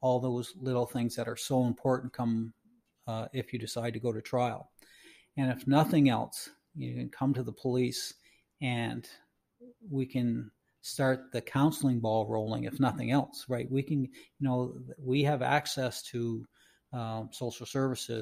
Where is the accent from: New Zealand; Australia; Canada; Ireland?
Canada